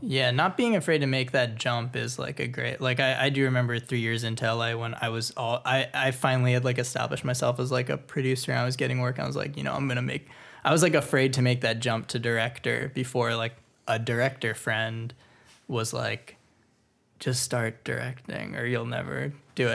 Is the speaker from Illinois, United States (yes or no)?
no; Florida, United States; now in Los Angeles, United States; I grew up in Florida, so moving to L